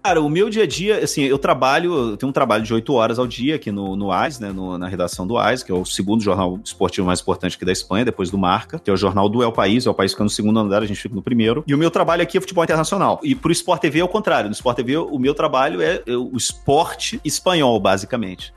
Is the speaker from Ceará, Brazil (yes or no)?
no; Rio de Janeiro, Brazil; moved away as an adult; also born or lived in interior of Minas Gerais, Brazil; now in Madrid, Spain; Eu, eu nasci no Rio de Janeiro, passei a minha infância no Rio até uns 10 anos. E aí depois meu pai se aposentou, a gente foi morar no interior de Minas. Eu fiquei no interior de Minas dos 10, 18 anos mais ou menos